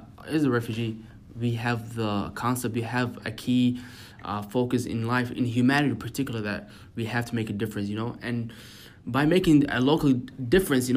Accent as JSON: {"language": "English", "country": "United States", "tie": "born or raised there", "said": "growing up in America"}